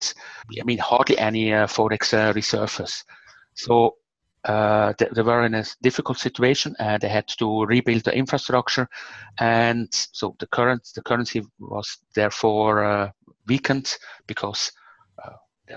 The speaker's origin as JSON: {"language": "English", "country": "Switzerland", "said": "I'm from Switzerland, and Switzerland is probably the most democratic country on the planet"}